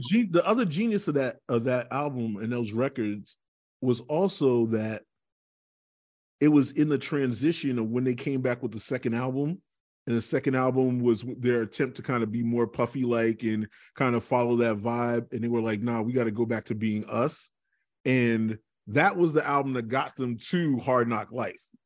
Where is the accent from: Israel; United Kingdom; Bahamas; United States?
United States; Boston, Massachusetts; I grew up in Dorchester, which is actually the best part of the city